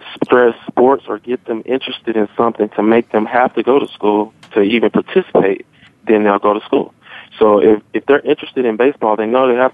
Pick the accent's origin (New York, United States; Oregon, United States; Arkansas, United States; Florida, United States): Arkansas, United States; where I grew up in Arkansas, all the African American men played softball